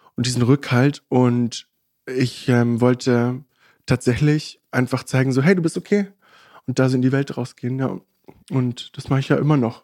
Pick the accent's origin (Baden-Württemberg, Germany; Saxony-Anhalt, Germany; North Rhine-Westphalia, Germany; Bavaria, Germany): Saxony-Anhalt, Germany; Magdeburg; now in Berlin, Germany; wir sind ja ursprünglich aus Magdeburg